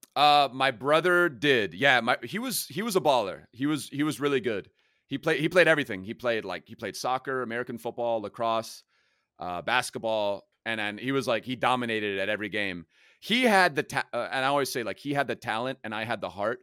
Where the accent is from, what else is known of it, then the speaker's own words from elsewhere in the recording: Germany; now in Los Angeles, United States; I grew up in Germany